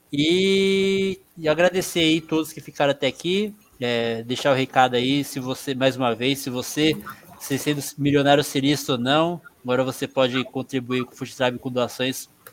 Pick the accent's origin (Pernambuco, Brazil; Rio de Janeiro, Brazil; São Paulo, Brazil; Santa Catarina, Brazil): São Paulo, Brazil; Eu sou nascido aqui em São Paulo, mas meu sangue é baiano